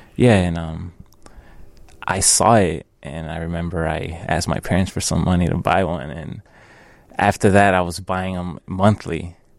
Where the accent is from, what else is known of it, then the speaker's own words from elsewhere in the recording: Chicago, Illinois, United States; I'm from Chicago.